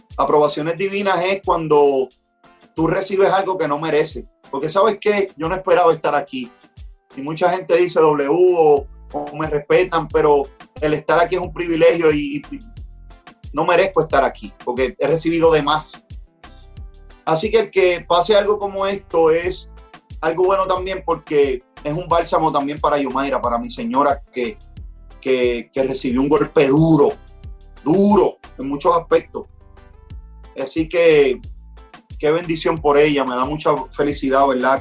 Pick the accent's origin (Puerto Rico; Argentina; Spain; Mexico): Puerto Rico; yo soy un, un boricua rapero que vivo en las montañas de Puerto Rico